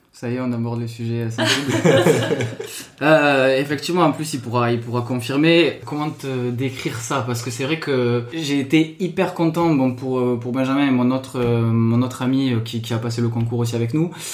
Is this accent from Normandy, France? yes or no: no; Toulouse, Occitania, France; moved away; also born or lived in Seine-Saint-Denis; je viens de Toulouse, origine un peu euh, du sud, alias euh, Portugal, euh, Italie.